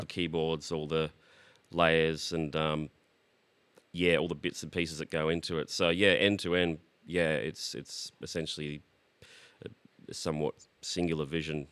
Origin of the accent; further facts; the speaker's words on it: Brisbane, Queensland, Australia; moved away as an adult; also born or lived in Sydney; now in Melbourne, Australia; I was born in Sydney but grew up in Brisbane.